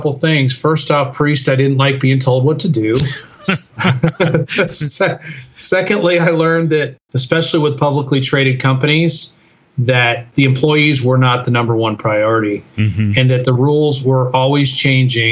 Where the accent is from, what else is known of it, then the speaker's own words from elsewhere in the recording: Chicago, Illinois, United States; moved away as an adult; also born or lived in Colorado Springs; I grew up in the Chicago area